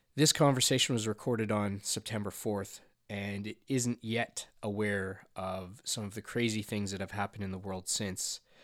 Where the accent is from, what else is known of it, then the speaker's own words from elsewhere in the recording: Canada; I was from Canada